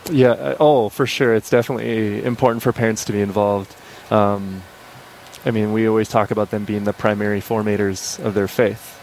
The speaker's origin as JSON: {"language": "English", "town": "Crookston", "region": "Minnesota", "country": "United States", "tie": "born or raised there", "moved": "yes", "lives_now": "Fargo, United States", "said": "I grew up in Crookston, Minnesota"}